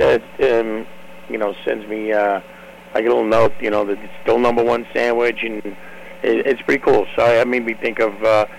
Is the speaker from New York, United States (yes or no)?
yes; New York City, New York, United States; now in Long Island, United States; I'm in Long Island. I mean, growing up in Brooklyn